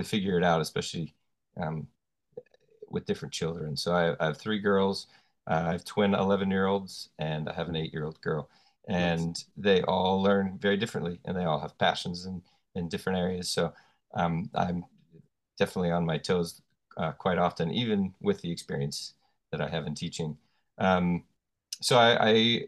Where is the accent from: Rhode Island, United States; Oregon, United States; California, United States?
Oregon, United States; now in North Wales, United Kingdom; Currently live in North Wales in the UK. I am from Oregon, which is on the west coast of the United States.